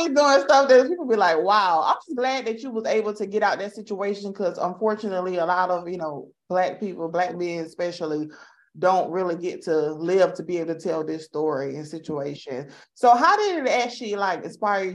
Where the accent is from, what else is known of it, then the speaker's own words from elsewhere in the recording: the South, United States; moved away; I'm from the South